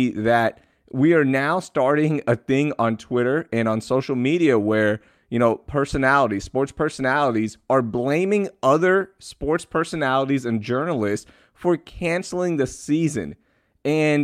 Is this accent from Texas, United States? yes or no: yes; Houston, Texas, United States; we grew up in Houston